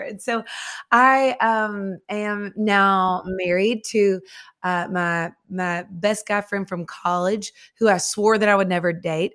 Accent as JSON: {"language": "English", "town": "Nashville", "region": "Tennessee", "country": "United States", "tie": "born or raised there", "said": "I am from Nashville, Tennessee. I was born and raised here."}